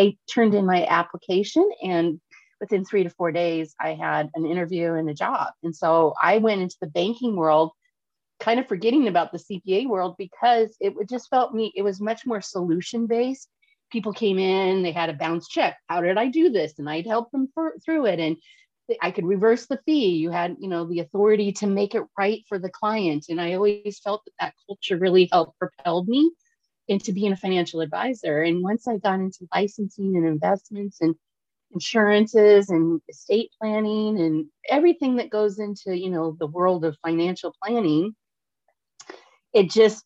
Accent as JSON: {"language": "English", "town": "Portland", "region": "Oregon", "country": "United States", "tie": "born or raised there", "said": "I'm born and raised in Portland, Oregon"}